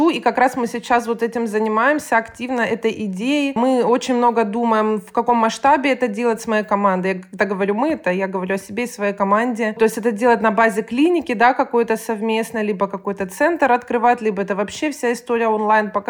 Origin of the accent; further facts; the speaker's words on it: Rostov-on-Don, Rostov Oblast, Russia; Да, я из Ростова-на-Дону, соответственно, училась я здесь. Я закончила Ростовский государственный медицинский университет.